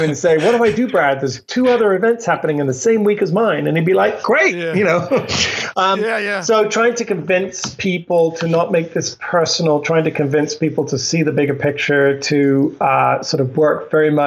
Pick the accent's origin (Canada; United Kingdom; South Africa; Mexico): United Kingdom; England; moved away; I grew up in England, so I have some strange expressions